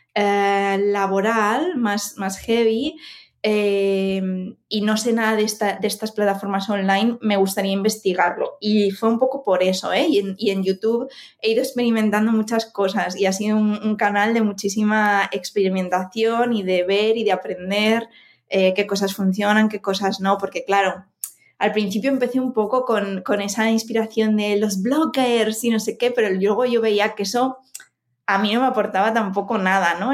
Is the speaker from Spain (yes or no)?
yes; Madrid, Community of Madrid, Spain; moved away as an adult; also born or lived in Barcelona; now in Finland; antes vivíamos en Barcelona, aunque somos de Madrid